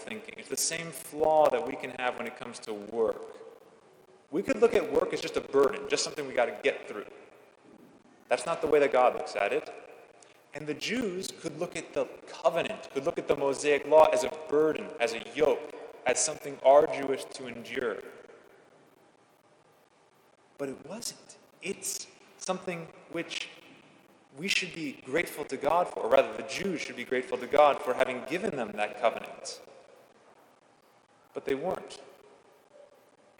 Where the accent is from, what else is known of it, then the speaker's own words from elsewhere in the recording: California, United States; moved away as an adult; now in Washington, United States; I left my home state of California 3,000 miles behind